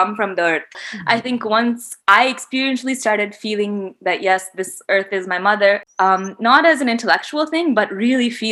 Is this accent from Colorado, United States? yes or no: no; Michigan, United States; I grew up in Michigan, so I was like any other Indian American